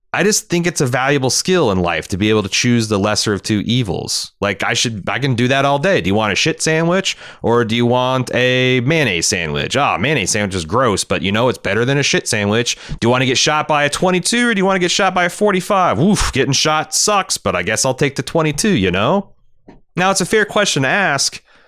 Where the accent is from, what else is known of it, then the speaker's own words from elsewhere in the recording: Ohio, United States; my home state of Ohio